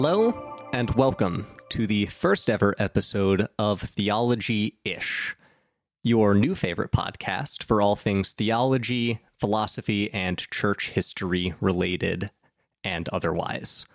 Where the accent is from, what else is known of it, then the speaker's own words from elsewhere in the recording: Southern Ohio, United States; I grew up in Southern Ohio